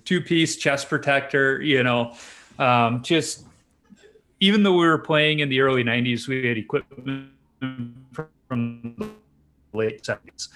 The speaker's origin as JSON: {"language": "English", "town": "Chicago", "region": "Illinois", "country": "United States", "tie": "born or raised there", "said": "I grew up on Chicago's, uh, south side in the Beverly Monk Greenwood neighborhood"}